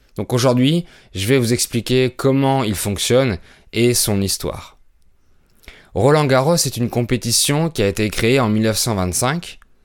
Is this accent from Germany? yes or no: no; France; je suis français